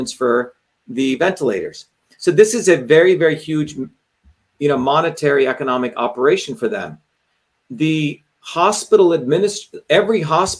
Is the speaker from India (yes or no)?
yes; India; moved away; I grew up in India